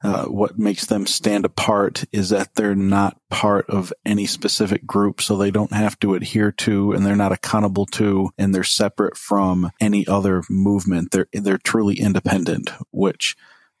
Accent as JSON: {"language": "English", "town": "Ann Arbor", "region": "Michigan", "country": "United States", "tie": "born or raised there", "said": "I grew up on the west side of Ann Arbor, Michigan, on a small semi-working farm"}